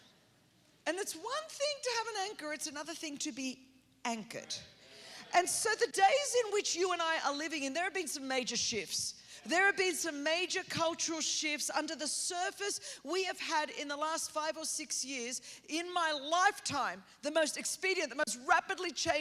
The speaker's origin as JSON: {"language": "English", "town": "Sydney", "region": "New South Wales", "country": "Australia", "tie": "born or raised there", "moved": "yes", "lives_now": "California, United States", "said": "I grew up on the east coast of Australia in Sydney"}